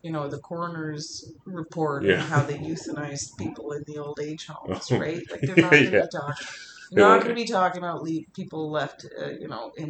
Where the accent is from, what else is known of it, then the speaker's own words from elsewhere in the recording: Montreal, Quebec, Canada; first language English; I mean, I'm Canadian, you know, and or whatever. Quebecer, depending on the context, right? I mean, I can just as easily call myself a Quebecer or a Montrealer, like it's part of my identity.